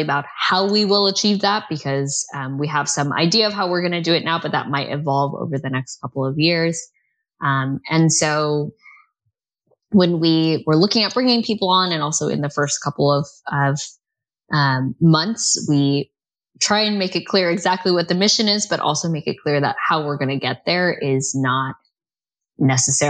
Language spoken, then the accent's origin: English; United States; now in United Kingdom; as an American